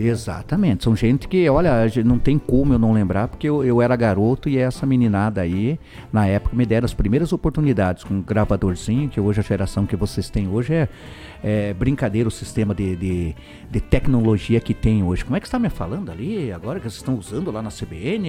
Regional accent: União da Vitória, Paraná, Brazil; eu sou de União da Vitória, eu sou do Porto.

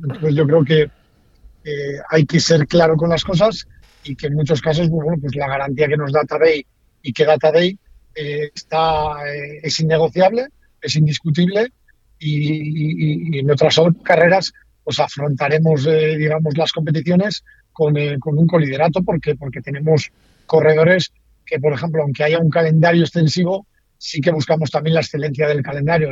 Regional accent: Basque Country, Spain; yo soy vasco

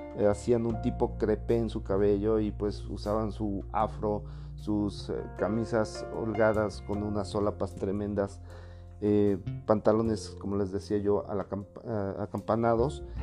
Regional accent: Puebla, Mexico; soy poblano, los poblanos somos totalmente paneros

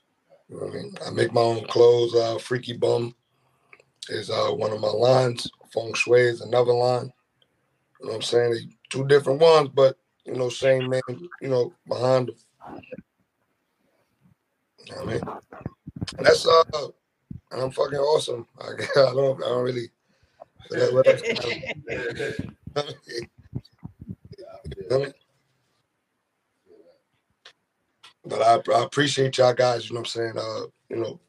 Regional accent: Brooklyn, New York, United States; I'm from Brooklyn

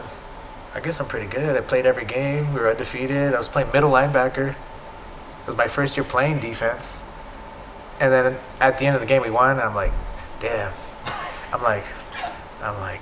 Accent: San Diego, California, United States; I'm from San Diego

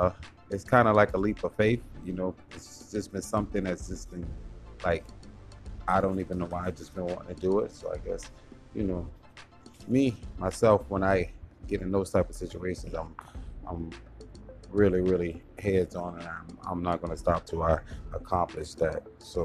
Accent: Savannah, Georgia, United States; I am an artist from Savannah, Georgia

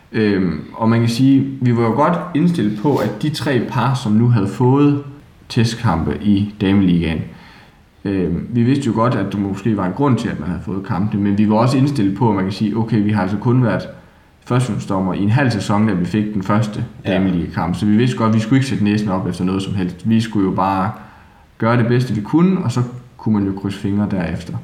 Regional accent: Haderslev, Southern Denmark, Denmark; accent: Southern Jutlandic; oprindeligt, så er jeg jo fra Sønderjylland

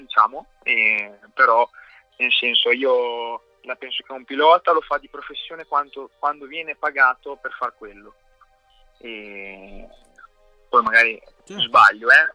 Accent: San Mauro Pascoli, Emilia-Romagna, Italy; c'è una pista qui a 5-6 minuti da casa mia che è San Mauro Mare

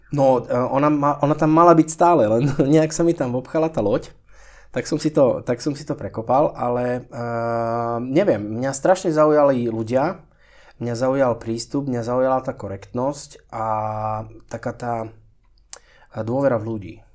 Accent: Slovakia; born or raised there; moved away as an adult; also born or lived in Switzerland

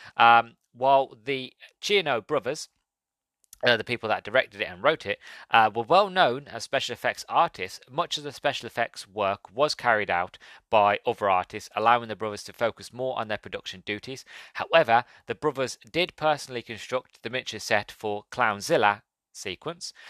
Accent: England, United Kingdom; being English and born in the late nineties.

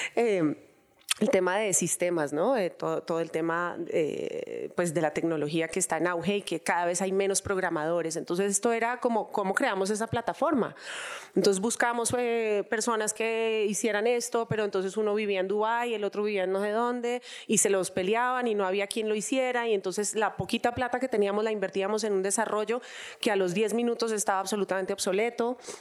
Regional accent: Colombia; como colombianos

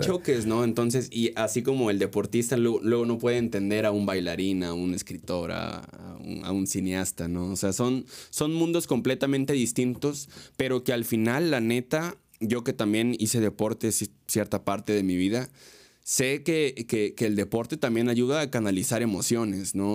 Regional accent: Mexico; la cultura que, que tenemos como mexicanos

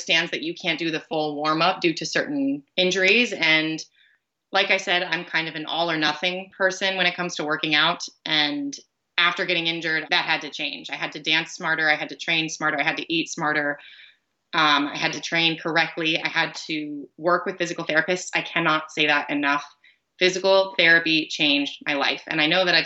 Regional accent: near Fort Myers, Florida, United States; Fort Myers, which is a town close to my hometown

